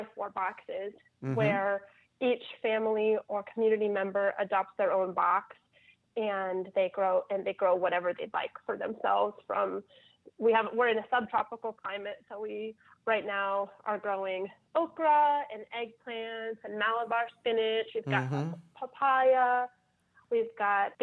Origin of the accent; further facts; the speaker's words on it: Ohio, United States; now in New Orleans, United States; I'm from Ohio